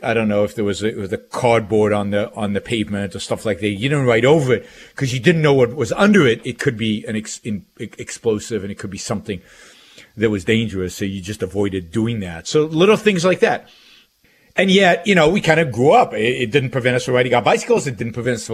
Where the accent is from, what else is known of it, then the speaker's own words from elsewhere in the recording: Israel; moved away as an adult; I grew up in Israel